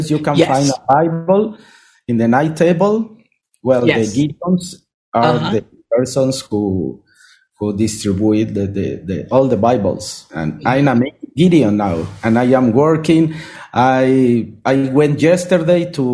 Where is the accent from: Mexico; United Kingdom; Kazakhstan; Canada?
Mexico; Mexico City; English is a second language; moved away as an adult; now in Cuernavaca, Mexico; I was born and raised in Mexico City, but I came to live here 20 years ago